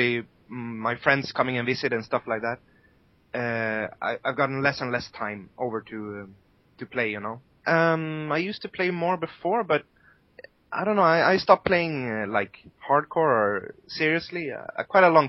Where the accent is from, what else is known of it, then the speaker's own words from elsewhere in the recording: Sweden; moved away; I'm from Sweden and I have friends there